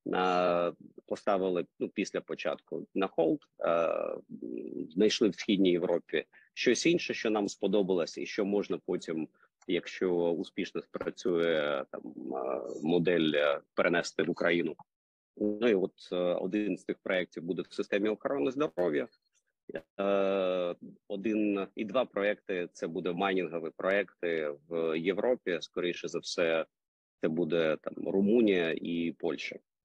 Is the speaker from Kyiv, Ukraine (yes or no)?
yes; Kyiv, Ukraine; accent: Russian accent; як киянин погано знає українську мову і з таким російським акцентом розмовляю